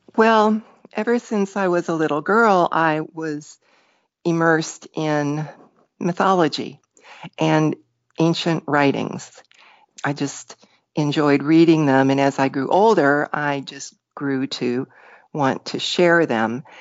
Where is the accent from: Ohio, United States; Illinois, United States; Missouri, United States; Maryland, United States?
Ohio, United States; Parma Heights; I grew up around Cleveland, Ohio, a little town called Parma Heights